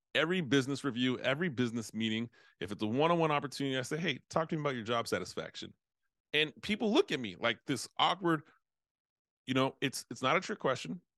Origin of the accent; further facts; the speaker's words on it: United States; I'm from United States